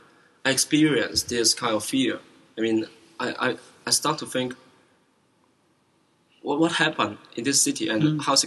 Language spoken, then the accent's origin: English; Hong Kong; English is a second language; also born or lived in China; I'm born in mainland, mm-hmm. and I came to Hong Kong when I was 9 or 10, I forgot it. I'm growing up in Hong Kong and study here.